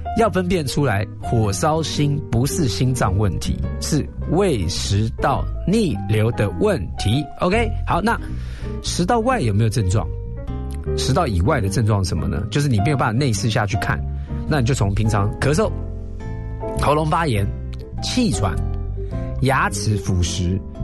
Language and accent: Chinese; Taiwan; 我们台湾人